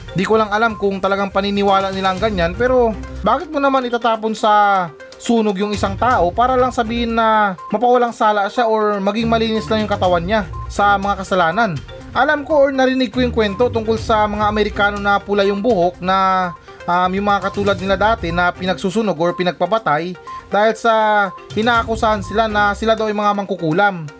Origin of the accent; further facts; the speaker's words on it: Philippines; sa ating mga Pilipino